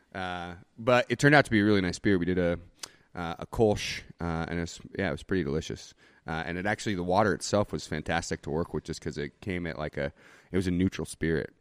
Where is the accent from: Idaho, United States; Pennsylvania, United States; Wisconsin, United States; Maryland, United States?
Idaho, United States; Boise; also born or lived in Portland / Nicaragua; I was born and raised here in Boise